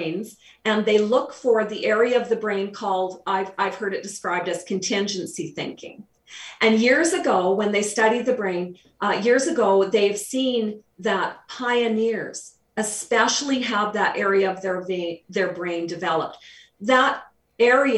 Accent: Canada; We're Canadian.

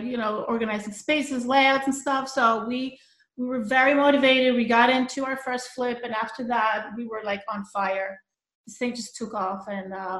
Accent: Colombia; moved away as an adult; also born or lived in New York City; now in Long Island, United States; I was born in Colombia

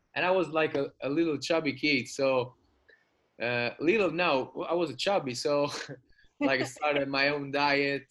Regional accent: Rome, Lazio, Italy; now in Sardinia, Italy; I was born in Rome

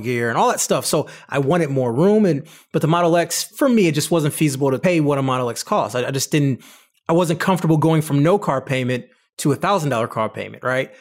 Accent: Detroit, Michigan, United States; I'm from Detroit

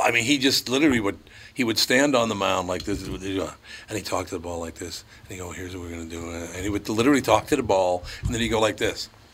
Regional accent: Minneapolis, Minnesota, United States; I grew up in North Minneapolis on Plymouth Avenue

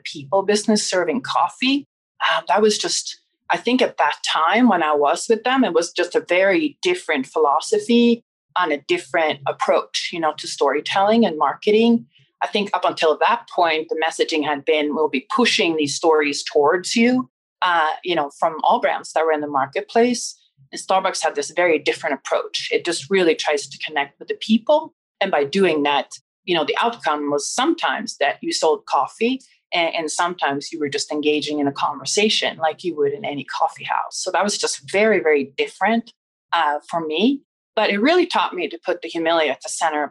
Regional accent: Stockholm, Stockholm County, Sweden; I grew up in Stockholm

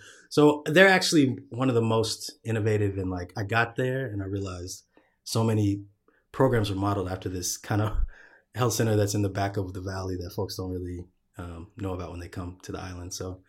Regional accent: Texas, United States; moved away as an adult; also born or lived in Honolulu, United States; I grew up in Texas, kind of ran away as soon as I could. When I was about 20, finished school, came to LA.

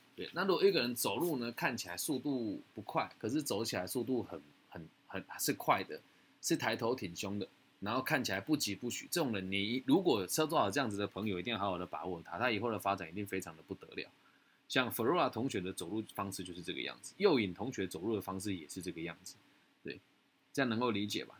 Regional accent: Taiwan; 我是台湾人

